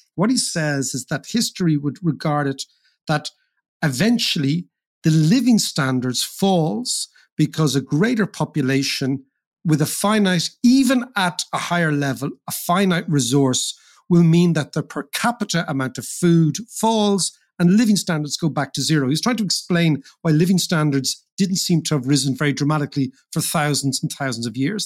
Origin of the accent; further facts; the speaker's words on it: Ireland; as Irish people